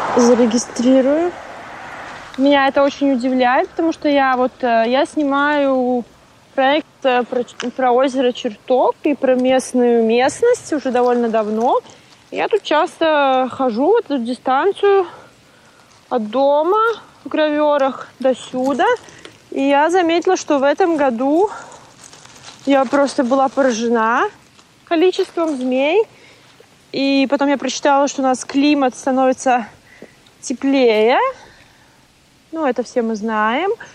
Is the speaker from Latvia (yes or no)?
yes; Latvia; first language Russian; я училась э, в латышской школе, которая здесь в граверах была